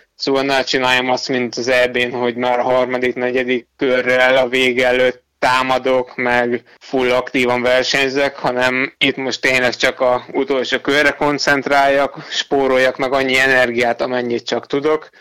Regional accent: Hungary; ott már egyedül voltam magyarként

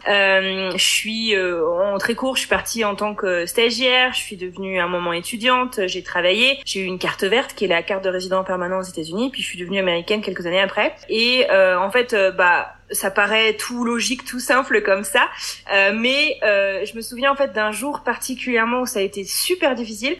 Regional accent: Brittany, France; moved away as an adult; also born or lived in Buffalo, United States; now in United States; je suis bretonne

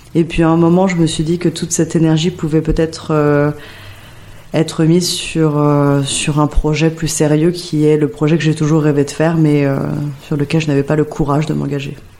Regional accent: Paris, Île-de-France, France; J'ai grandi dans le 11e arrondissement, hmm. rue Sedaine

